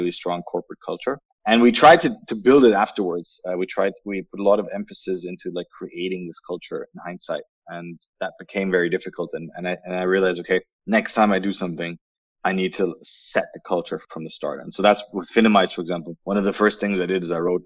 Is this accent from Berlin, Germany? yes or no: yes; Berlin, Germany; moved away; also born or lived in United Kingdom / United States; I'm originally from Berlin